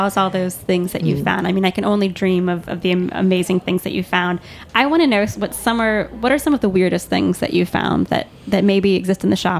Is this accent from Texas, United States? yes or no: no; New York City, New York, United States; as a New Yorker, I still use on a regular basis